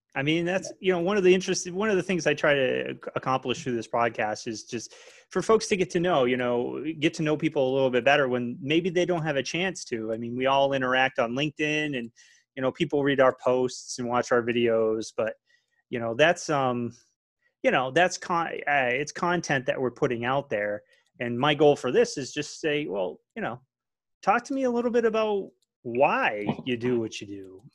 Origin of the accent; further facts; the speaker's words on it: New England, United States; I'm a New England guy